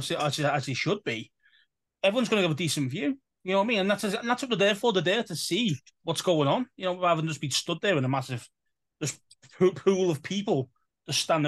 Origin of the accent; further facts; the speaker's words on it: England, United Kingdom; we're from an English side of things.